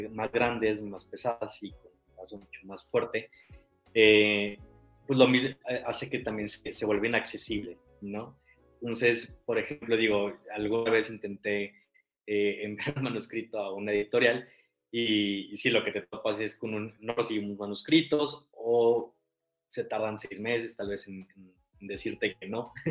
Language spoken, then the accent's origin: Spanish; Aguascalientes, Mexico; now in Mexico City, Mexico; soy hidrocálido, pero ya llevo un rato viviendo en la Ciudad de México, entonces me considero chilango por adopción.